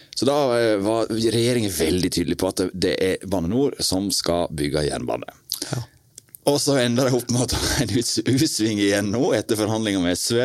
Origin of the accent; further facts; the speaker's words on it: Western Norway, Norway; vi er jo vestlendinger begge